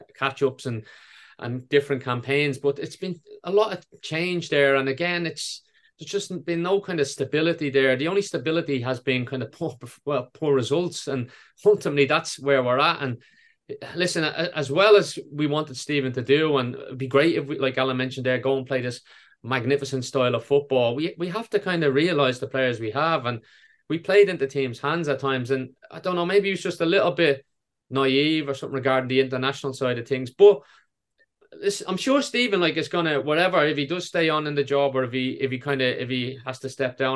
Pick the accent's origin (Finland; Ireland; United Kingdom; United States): Ireland